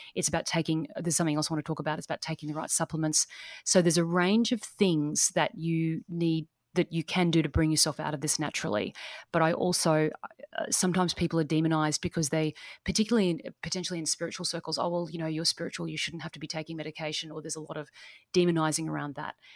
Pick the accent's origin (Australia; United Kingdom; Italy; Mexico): Australia; east coast of Australia; accent: Australian; So I'm coming from Australia. So I'm coming from the east coast of Australia.